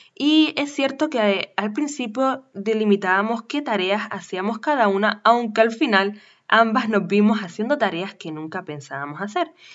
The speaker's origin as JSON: {"language": "Spanish", "region": "Canary Islands", "country": "Spain", "tie": "born or raised there", "said": "nacida en Canarias, profesional del turismo"}